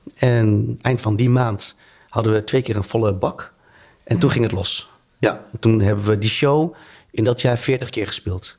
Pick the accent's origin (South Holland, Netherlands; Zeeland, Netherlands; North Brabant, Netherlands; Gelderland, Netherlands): Gelderland, Netherlands; Tiel; moved away as an adult; now in Rotterdam, Netherlands; ik ben opgegroeid in Tiel